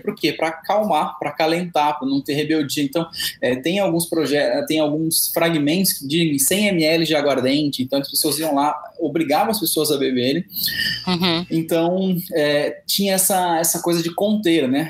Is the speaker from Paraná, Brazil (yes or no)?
no; Presidente Prudente, São Paulo, Brazil; moved away as an adult; now in São Paulo, Brazil; eu sou do interior de São Paulo, estou de Presidente Prudente, que é aqui a 600 quilômetros da capital, né? Moro em São Paulo já há 12 anos